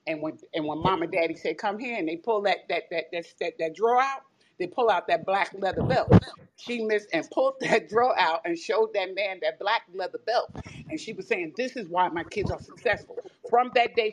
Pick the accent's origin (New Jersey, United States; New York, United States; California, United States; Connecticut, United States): New Jersey, United States; I'm from Jersey